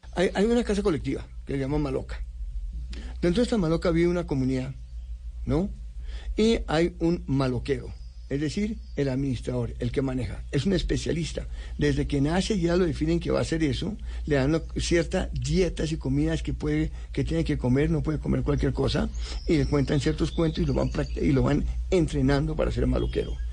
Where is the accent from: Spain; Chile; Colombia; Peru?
Colombia; Bogotá; also born or lived in United States / Europe; Así llegamos y vivimos, yo viví eh, hasta los 19 años dentro del campus